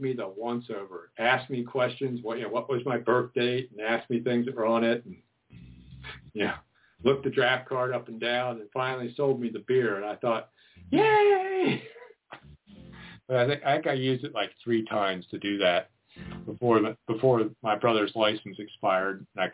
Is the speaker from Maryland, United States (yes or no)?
yes; Maryland suburbs of D.C., United States; growing up in the Maryland suburbs of D.C.